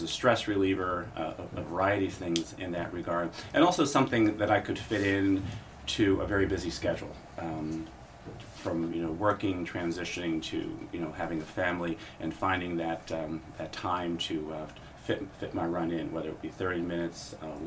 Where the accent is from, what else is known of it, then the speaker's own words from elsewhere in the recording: Lancaster, Pennsylvania, United States; riding with the Lancaster Bicycle Club when I was growing up in Lancaster.